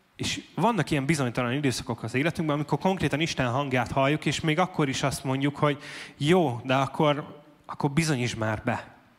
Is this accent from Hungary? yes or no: yes; Debrecen, Hajdú-Bihar, Hungary